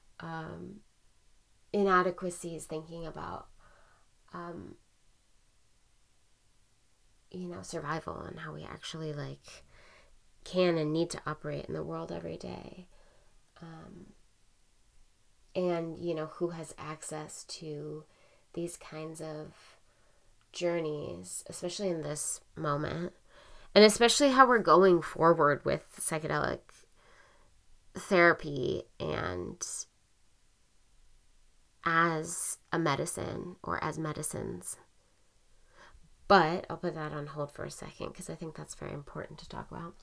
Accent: Portland, United States; now in San Francisco, United States; I grew up in Portland

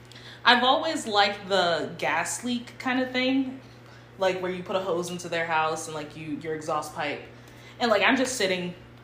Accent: Cleveland, Ohio, United States; born there; I was born in Cleveland, Ohio.

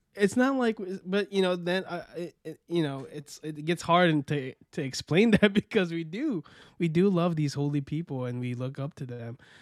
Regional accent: Florida, United States; also born or lived in Queens, New York; I was born in Queens, New York, and raised in Florida

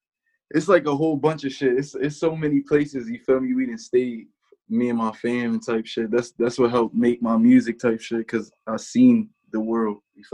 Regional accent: New Jersey, United States; also born or lived in Willingboro, United States; I'm from Burlington County, New Jersey. I can't really claim one place, you feel me? I was born in Willingboro, New Jersey, but my whole life I just slid throughout the whole shit.

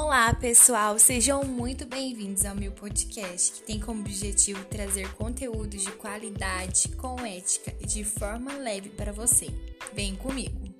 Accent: Goiânia, Goiás, Brazil; eu sou goianiense

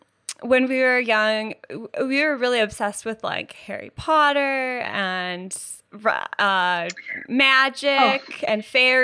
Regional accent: Canada; So there was this camp. It was in the States. We're Canadian, but it was across the border

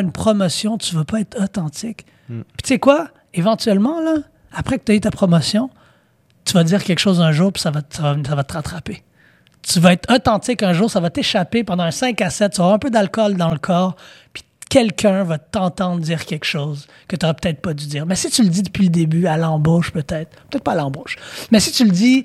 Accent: Quebec, Canada; On est trop authentique en tant que Québécois

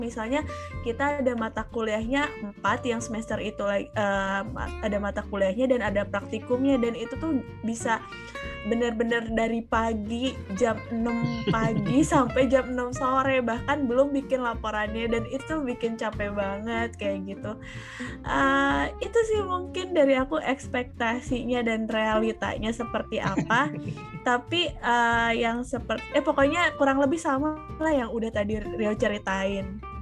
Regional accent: Bandung, West Java, Indonesia; also born or lived in Jatinangor, Sumedang Regency, West Java; kalau aku besarnya di Bandung, kemudian, eh, pada saat S M P it, eh, S D di Bandung

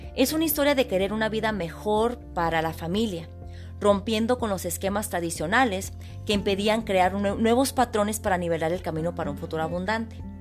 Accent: Hermosillo, Sonora, Mexico; now in United States; Soy originaria de Hermosillo, Sonora, México. Llevo radicando en Estados Unidos aproximadamente 30 años

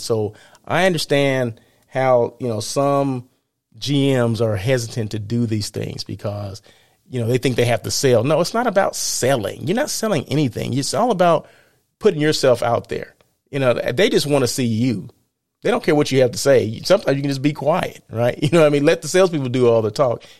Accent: Blythe, California, United States; moved away; I was in Blythe, my hometown

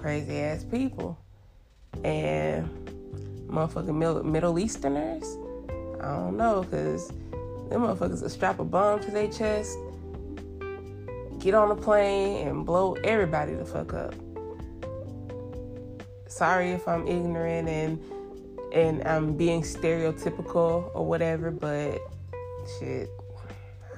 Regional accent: United States

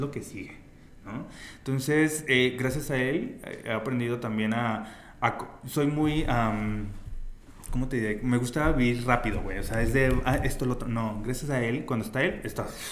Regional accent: Zacatecas, Mexico; si somos zacatecanos

